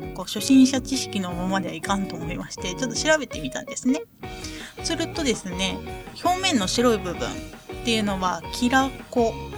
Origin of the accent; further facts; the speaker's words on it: Ehime, Japan; moved away; 地元愛媛に帰省をいたしますね